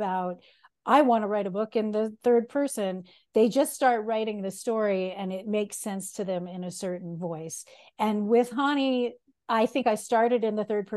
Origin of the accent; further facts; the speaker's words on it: United States; I'm an American, I'm not Dutch.